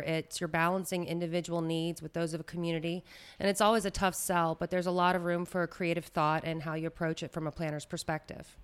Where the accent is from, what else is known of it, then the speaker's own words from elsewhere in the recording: Baton Rouge, Louisiana, United States; moved away as an adult; now in New Orleans, United States; I am not a native New Orleanian. I'm actually from Baton Rouge